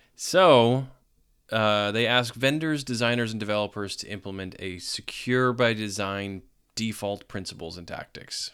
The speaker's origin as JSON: {"language": "English", "region": "New England", "country": "United States", "said": "I'm from New England. I don't, I don't do the tornado thing"}